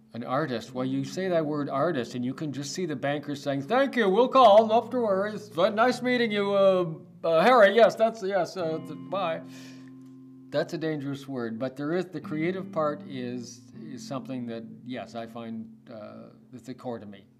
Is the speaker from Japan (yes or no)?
no; Toronto, Ontario, Canada; also born or lived in Hamilton; I was born and raised in Toronto.